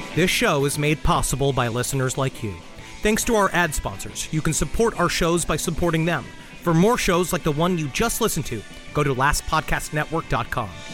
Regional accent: New York City, New York, United States; we grew up in Queens

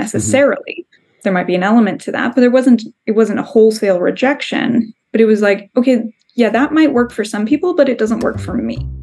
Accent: Southern California, United States; we're both from Southern California. Mm-hmm. And when you grow up in Southern California, we, we just sort of by coincidence have a lot of friends, family members, old people we went to school

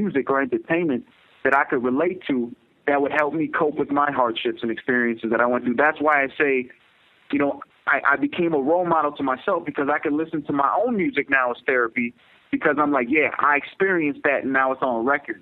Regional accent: United States; I'm a Pakistani American. I'm a Muslim, and I've had so much strain growing up in my life just because

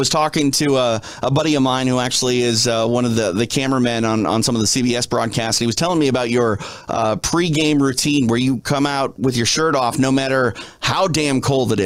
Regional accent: Minneapolis, Minnesota, United States; I'm from Minneapolis, so I know what that cold is

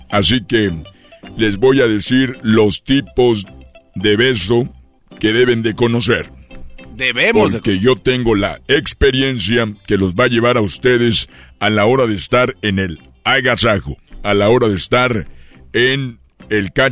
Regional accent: Guanajuato, Mexico; also born or lived in Mexico City; soy de Guanajuato

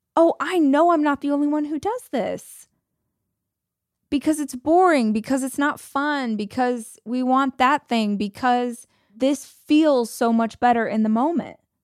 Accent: United States; I'm American

